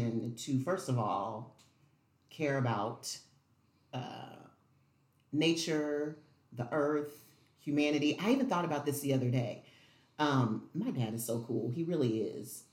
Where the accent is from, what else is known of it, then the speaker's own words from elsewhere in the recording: Evansville, Indiana, United States; I am from Evansville, Indiana